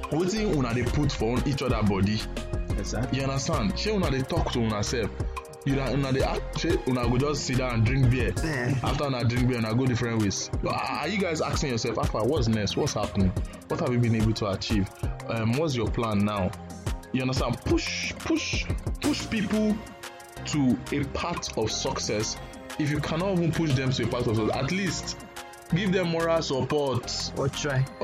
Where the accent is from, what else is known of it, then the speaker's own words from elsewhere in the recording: Ibadan, Oyo, Nigeria; I grew up I grew up I grew up in Ibadan but I still speak Queen's English